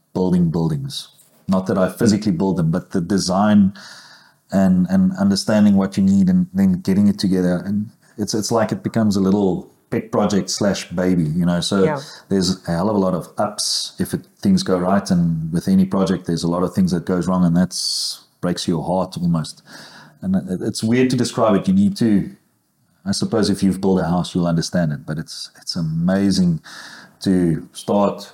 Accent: South Africa; I was from Platteland

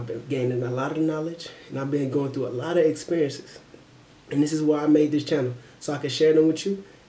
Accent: Akron, Ohio, United States; I'm from Akron, Ohio, and I'm 22 years old.

